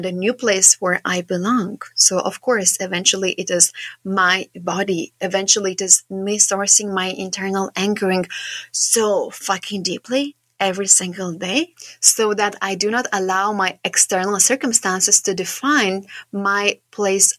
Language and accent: English; Šiauliai, Šiauliai County, Lithuania; I am from Lithuania. I come from quite a small town, but it's quite big for our Lithuania standards. I come from a place called Šiauliai